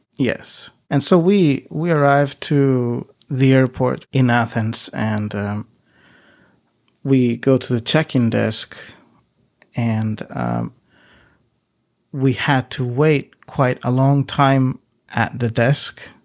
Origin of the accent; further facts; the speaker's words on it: Iceland; now in Greece; I live, uh, in Greece, but I'm originally from Iceland.